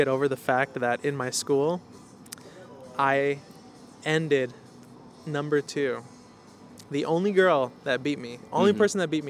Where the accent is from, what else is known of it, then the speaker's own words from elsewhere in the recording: Los Fresnos, Texas, United States; I went to elementary, middle school, and half of high school in Los Fresnos.